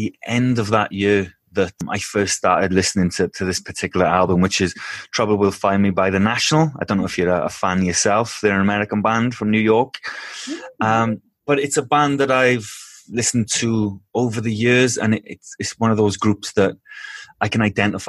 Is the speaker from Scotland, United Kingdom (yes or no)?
no; Wales, United Kingdom; moved away as an adult; now in Denmark; I'm from Wales in the UK originally